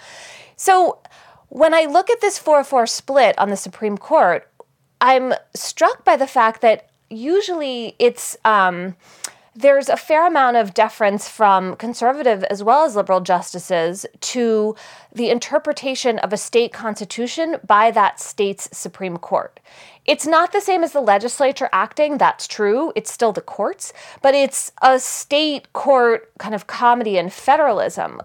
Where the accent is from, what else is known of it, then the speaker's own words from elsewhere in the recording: Philadelphia, Pennsylvania, United States; I'm from Philadelphia